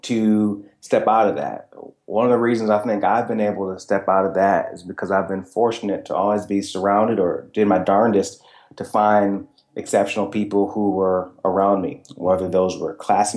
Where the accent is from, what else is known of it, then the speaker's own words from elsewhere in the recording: Michigan, United States; that blue-collar environment I was raised in Michigan